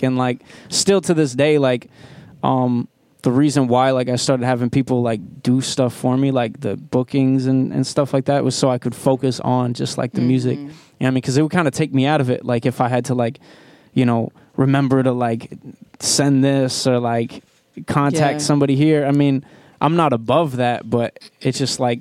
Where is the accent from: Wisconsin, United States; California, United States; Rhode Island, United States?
Rhode Island, United States; Providence; I'm from Providence.